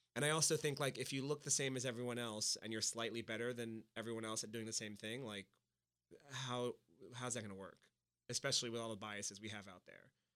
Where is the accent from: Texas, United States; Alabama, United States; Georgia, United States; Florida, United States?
Florida, United States; Miami; from Miami, I was born in Miami.